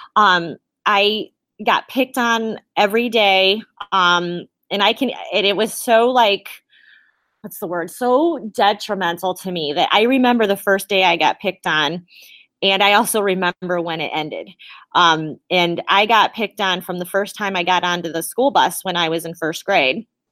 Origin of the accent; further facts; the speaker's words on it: South Amherst, Ohio, United States; also born or lived in Oberlin, Ohio / Elyria, Ohio; I believe I was born in Oberlin or Elyria Hospital, which is here in Ohio, and I had grown up in South Amherst